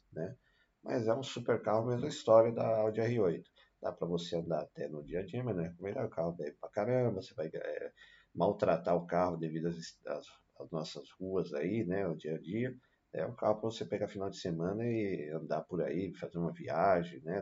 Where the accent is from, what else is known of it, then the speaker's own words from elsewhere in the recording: Brazil; a gente é brasileiro, nós somos brasileiros